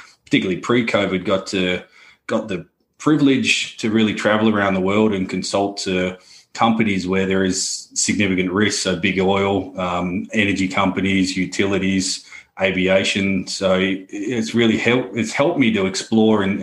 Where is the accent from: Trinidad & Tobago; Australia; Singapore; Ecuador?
Australia; accent: Australian; moved away as an adult; now in London, United Kingdom; Australian by birth, but based here in London